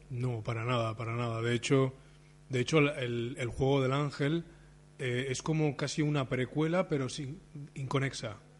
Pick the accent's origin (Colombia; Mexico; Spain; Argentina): Spain; Barcelona, Catalonia; como soy de Barcelona